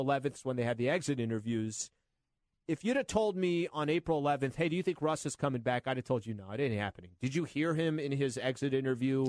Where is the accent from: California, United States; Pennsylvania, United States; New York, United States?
California, United States; San Diego; now in Los Angeles, United States; I'm from San Diego